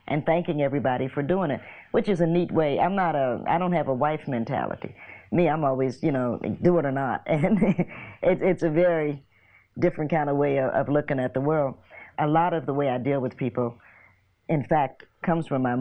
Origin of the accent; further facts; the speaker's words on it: Knoxville, Tennessee, United States; I'm from Knoxville, so we're only four hours.